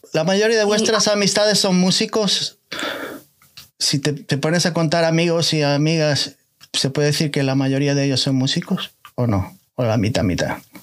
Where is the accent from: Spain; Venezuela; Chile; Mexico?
Spain; now in United States; por ahí, por mi país natal